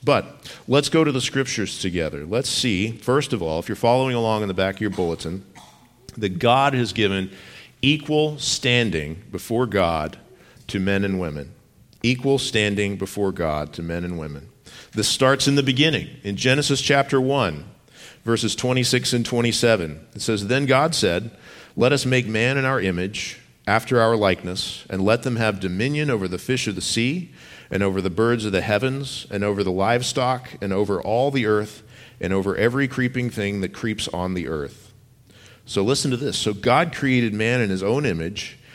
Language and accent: English; Texas, United States; moved away; I grew up in Texas